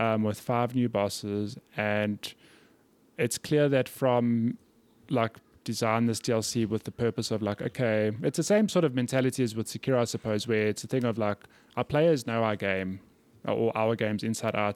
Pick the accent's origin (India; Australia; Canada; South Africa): South Africa; I'm from South Africa.